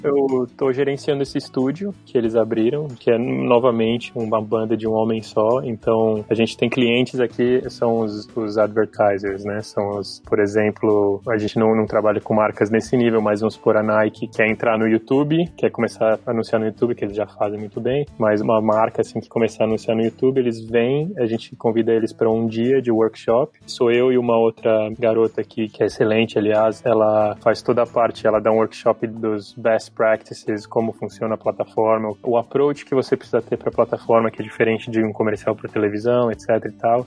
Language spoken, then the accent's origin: Portuguese; São Paulo, Brazil; moved away as an adult; also born or lived in Australia / Stockholm, Sweden / London, United Kingdom / Berlin, Germany; Eu sou de São Paulo, nascido e cresci na capital